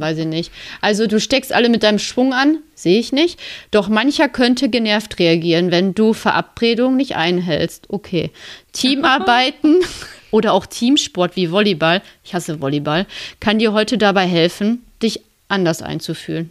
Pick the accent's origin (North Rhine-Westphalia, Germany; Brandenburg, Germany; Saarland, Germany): North Rhine-Westphalia, Germany; Lünen; in der Innenstadt von Lünen, so in meiner Heimat